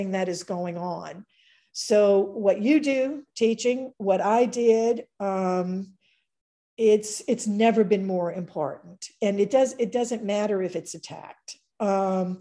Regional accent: White Castle, Louisiana, United States; moved away; also born or lived in Richmond; I'm a Cajun. I was born and raised in a little town called White Castle, Louisiana

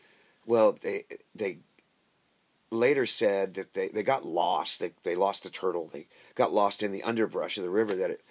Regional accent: Coffeyville, Kansas, United States; moved away as an adult; Three brothers lying dead in Coffeyville. That's my hometown.

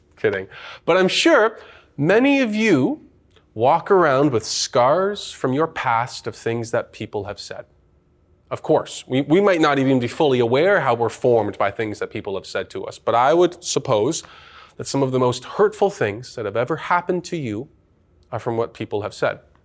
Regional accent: Canada; I am a Canadian citizen, born here, raised here

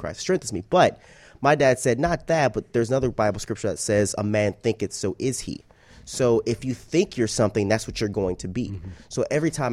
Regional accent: Atlanta, Georgia, United States; moved away as an adult; also born or lived in Fayetteville, Georgia / Montgomery, Alabama; now in Miami, United States; I'm from Atlanta

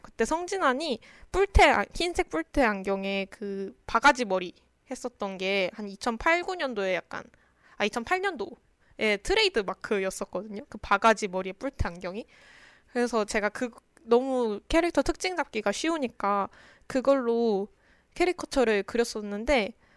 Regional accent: Daejeon, South Korea; 그래서 저는 대전 사람이라서

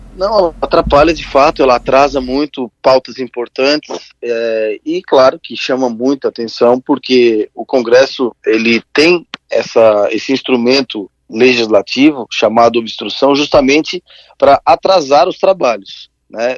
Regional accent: Criciúma, Santa Catarina, Brazil; Criciúma é, é, a minha cidade natal

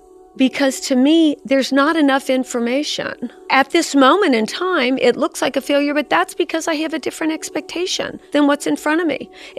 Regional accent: Cincinnati, Ohio, United States; I grew up in Cincinnati in Mount Carmel.

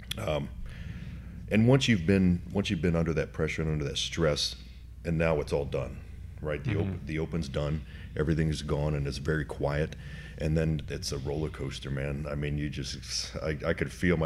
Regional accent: Van Wert, Ohio, United States; also born or lived in Cincinnati, Ohio; I'm originally from Northern Ohio, a little town called Van Wert in the middle

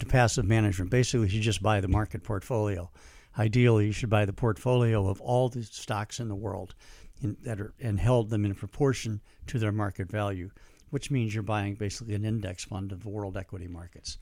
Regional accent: St. Louis, Missouri, United States; moved away as an adult; I'm from Saint Louis

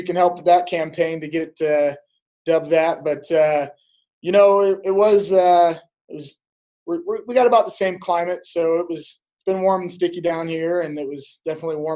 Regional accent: Pella, Iowa, United States; When I was growing up, it was like 6,000. We're almost 10,000 now

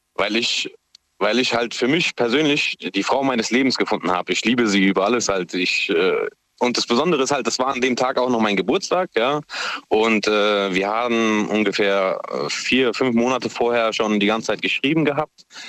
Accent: Mannheim, Baden-Württemberg, Germany; moved away as an adult; now in Lampertheim, Germany; gebürtiger Mannheimer

